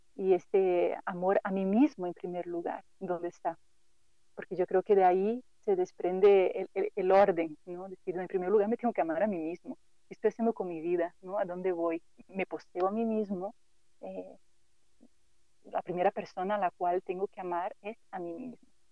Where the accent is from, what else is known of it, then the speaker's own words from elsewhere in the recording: Brazil; Spanish is a second language; moved away as an adult; now in Mexico; yo soy brasileña y por eso el acento así como que medio raro